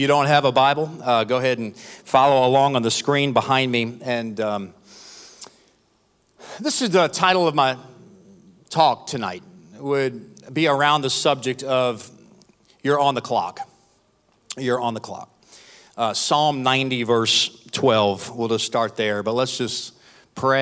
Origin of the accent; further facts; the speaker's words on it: New Orleans, Louisiana, United States; moved away; also born or lived in Texas; I'm from New Orleans originally, from South Louisiana